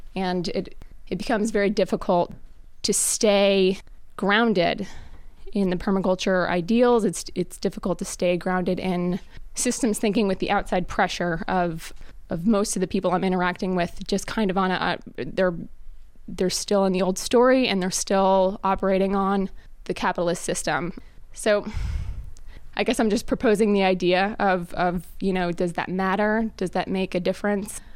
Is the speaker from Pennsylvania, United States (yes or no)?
yes; Reading, Pennsylvania, United States; I'm from Reading, Pennsylvania